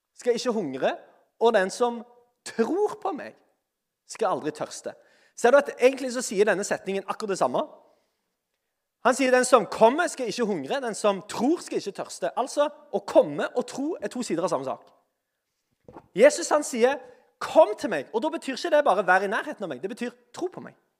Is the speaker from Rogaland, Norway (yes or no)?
yes; Sandnes, Rogaland, Norway; jeg er iallfall fra Sandnes